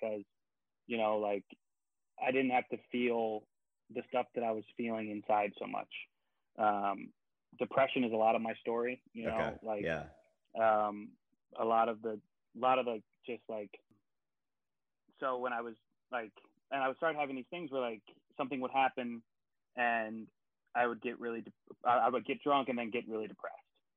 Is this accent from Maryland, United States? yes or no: yes; Baltimore, Maryland, United States; I'm originally from Baltimore, Maryland.